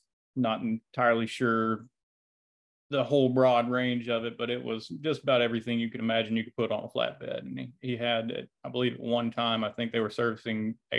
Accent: Dothan, Alabama, United States; You know, it's not a bad place. I mean, obviously I came back, but it was, I went to a little school called Rehoboth, and I don't think I would have traded it for anything.

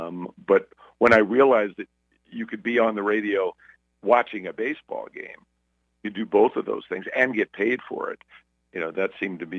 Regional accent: Brooklyn, New York, United States; accent: Brooklyn; and I was, you know, I was from Brooklyn, and I was talking like this back then. I hadn't lost my accent yet.

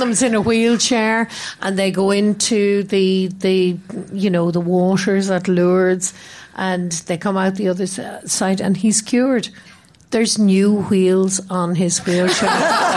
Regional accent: Ireland; I am Irish

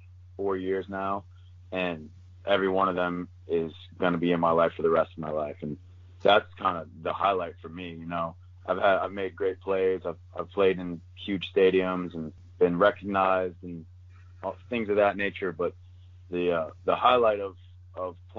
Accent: Maryland, United States; moved away as an adult; Maryland's my dream school growing up in Maryland

